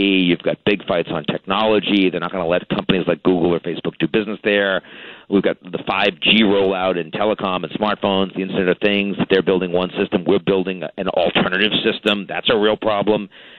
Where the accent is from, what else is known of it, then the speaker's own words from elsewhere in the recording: Boston, Massachusetts, United States; moved away; I'm from Boston originally